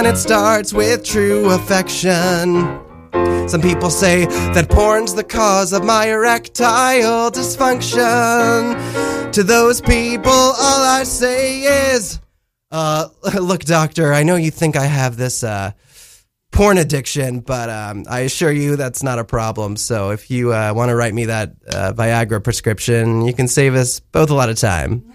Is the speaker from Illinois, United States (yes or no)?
no; Millburn, New Jersey, United States; moved away; I'm from New Jersey, so not very far.